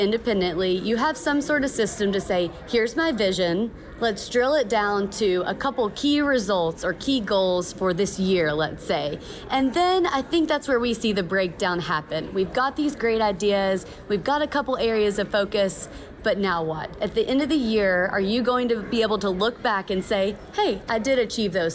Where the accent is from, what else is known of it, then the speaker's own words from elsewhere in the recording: Kentucky, United States; now in Boise, United States; Born and raised in Kentucky, but now called Boise home